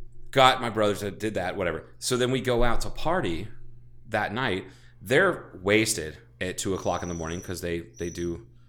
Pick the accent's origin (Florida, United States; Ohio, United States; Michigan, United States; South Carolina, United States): Ohio, United States; And I feel like I'm from Ohio and I have to fucking say that.